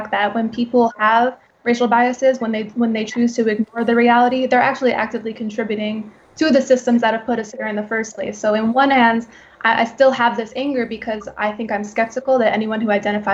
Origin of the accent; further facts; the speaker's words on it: Farmingdale, New York, United States; I'm a woman of color, born and raised in Farmingdale.